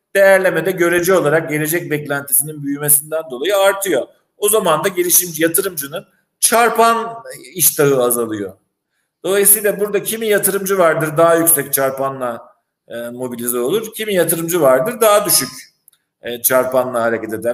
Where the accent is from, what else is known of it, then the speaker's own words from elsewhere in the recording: İzmir, Turkey; also born or lived in Istanbul / Northern Cyprus; now in Famagusta, Cyprus; İzmirliyim orijinalinde